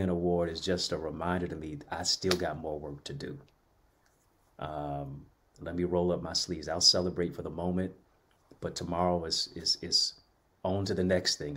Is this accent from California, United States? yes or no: no; Detroit, Michigan, United States; I'm from Detroit